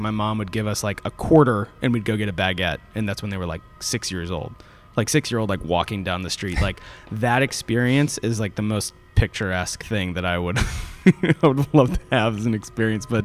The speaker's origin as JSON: {"language": "English", "region": "Florida", "country": "United States", "tie": "born or raised there", "said": "I grew up in Florida"}